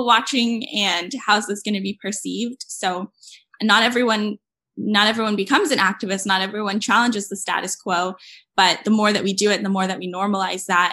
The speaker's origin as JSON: {"language": "English", "town": "San Diego", "region": "California", "country": "United States", "moved": "as an adult", "lives_now": "Berkeley, United States", "said": "I'm from San Diego, but now I live in Berkeley"}